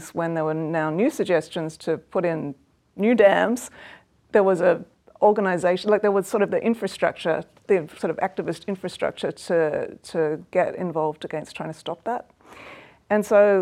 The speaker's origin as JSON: {"language": "English", "region": "Tasmania", "country": "Australia", "tie": "born or raised there", "said": "growing up in Tasmania in the 70s and the 80s"}